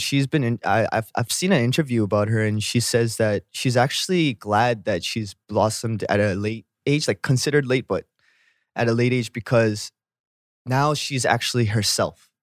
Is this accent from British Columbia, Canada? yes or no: yes; Vancouver, British Columbia, Canada; moved away as an adult; now in Korea; I'm from Vancouver